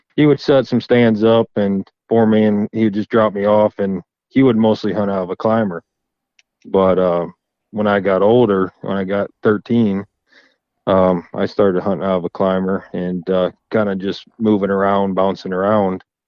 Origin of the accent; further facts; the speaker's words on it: Florida, United States; now in Michigan, United States; I'm originally from Florida, and um, we always, you know, dad grew we grew up hunting